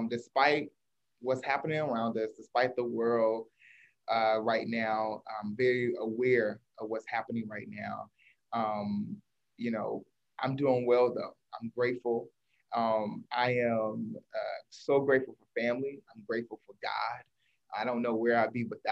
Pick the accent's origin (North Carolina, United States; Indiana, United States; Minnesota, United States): North Carolina, United States; moved away as an adult; I am originally from North Carolina, but I went to Howe University